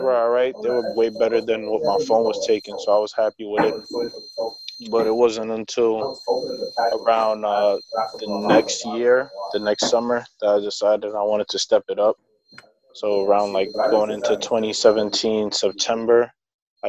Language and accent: English; New York City, New York, United States; growing up in Brooklyn